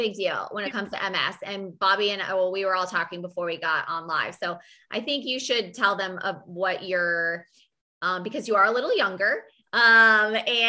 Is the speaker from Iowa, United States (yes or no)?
yes; Fairfield, Iowa, United States; also born or lived in Virginia / Wisconsin; now in North Carolina, United States; I'm from Fairfield, Iowa, and that's the mecca of transcendental meditation. I mean, University of Maharishi. I mean, hello, like that's, my town was known for